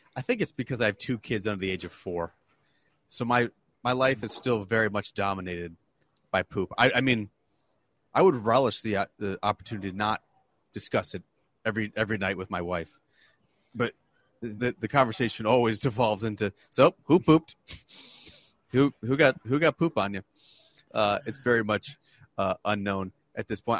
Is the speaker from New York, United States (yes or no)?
yes; Canandaigua, New York, United States; I was I was raised in Canandaigua, New York, which is part of the Finger Lakes, about 30 minutes south of here